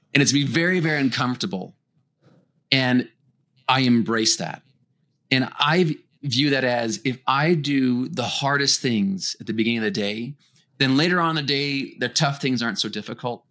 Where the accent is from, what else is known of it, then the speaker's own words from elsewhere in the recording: Winnipeg, Manitoba, Canada; I come from Winnipeg, Manitoba, Canada.